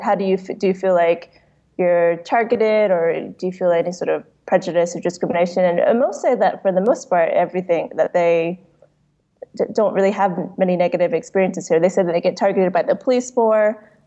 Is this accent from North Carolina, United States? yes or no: yes; North Carolina, United States; moved away as an adult; also born or lived in Hong Kong; now in Nairobi, Kenya; ethnically Chinese. And so they'll just sort of assume that I'm just Chinese and that I came over from China, even when I say I grew up in North Carolina.